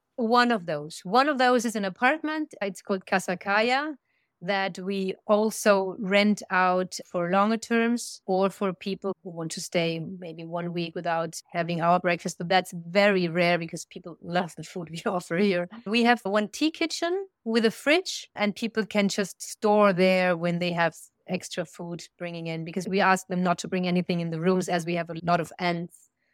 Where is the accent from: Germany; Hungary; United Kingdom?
Germany; moved away as an adult; now in Andalusia, Spain; We are originally from Germany